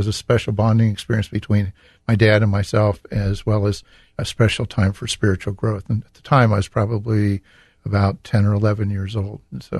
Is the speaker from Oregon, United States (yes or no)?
no; Reynoldsburg, Ohio, United States; we moved here into Columbus in 1959. And I grew up in Reynoldsburg in St. Pius Parish.